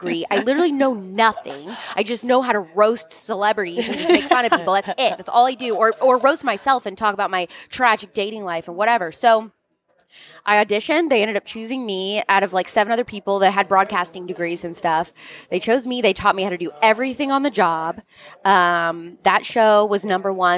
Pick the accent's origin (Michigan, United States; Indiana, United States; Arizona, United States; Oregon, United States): Indiana, United States; outside Louisville, Southern; I grew up right outside of Louisville in Southern Indiana